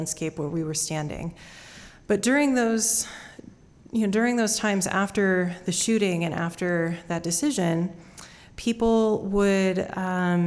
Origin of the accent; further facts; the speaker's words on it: Idaho, United States; Growing up in Idaho